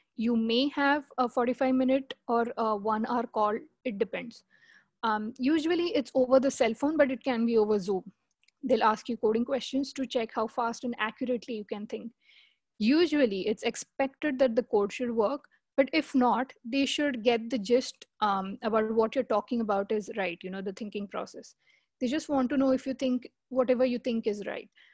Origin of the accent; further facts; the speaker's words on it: India; moved away as an adult; I'm from India.